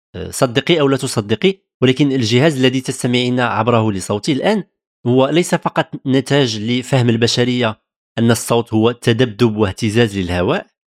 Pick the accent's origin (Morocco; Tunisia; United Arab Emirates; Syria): Morocco; moved away as an adult; now in France; من المغرب